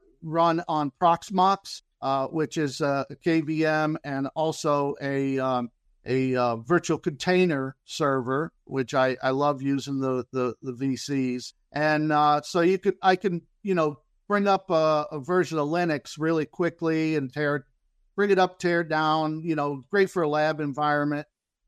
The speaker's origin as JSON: {"language": "English", "region": "Florida", "country": "United States", "said": "Yeah, I'm from Central Florida, and I have a."}